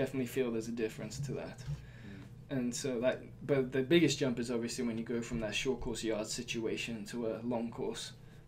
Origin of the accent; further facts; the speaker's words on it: Surrey, South East England, United Kingdom; moved away as an adult; also born or lived in Tokyo, Japan / Durham, North Carolina, United States; now in Blacksburg, Virginia, United States; I definitely say I identify more as British, since that's where I did most of my growing up